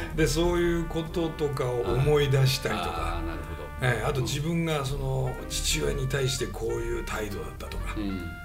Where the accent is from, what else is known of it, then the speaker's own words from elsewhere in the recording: Niigata, Japan; 僕ら新潟ですけど